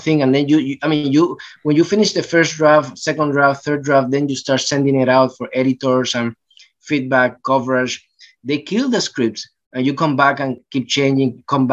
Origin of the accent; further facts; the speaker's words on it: Puerto Rico; moved away as an adult; also born or lived in New York; now in Los Angeles, United States; I grew up in Puerto Rico